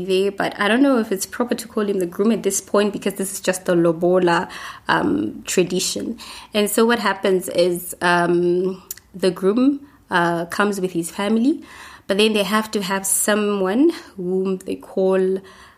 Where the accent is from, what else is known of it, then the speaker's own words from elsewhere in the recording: Zimbabwe; I come from Zimbabwe.